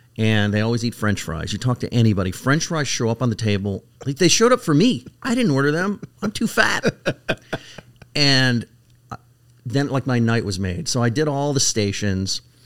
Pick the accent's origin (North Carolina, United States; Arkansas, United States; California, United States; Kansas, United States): California, United States; moved away; I'm from California originally